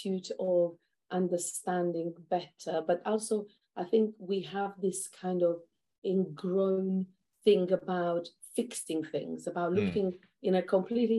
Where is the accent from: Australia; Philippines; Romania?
Romania; moved away as an adult; now in United Kingdom; I'm originally from Romania